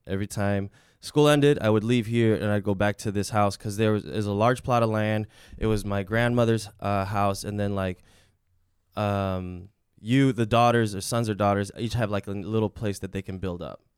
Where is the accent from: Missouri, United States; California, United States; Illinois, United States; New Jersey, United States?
Illinois, United States; Chicago; also born or lived in Mexico; I was raised here in Chicago, I was born in Mexico.